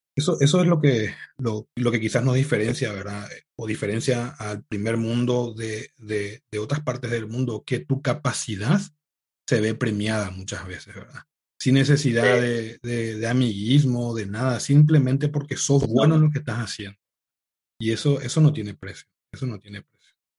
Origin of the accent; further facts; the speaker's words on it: Paraguay; also born or lived in United States / Italy; now in Madrid, Spain; yo soy de Paraguay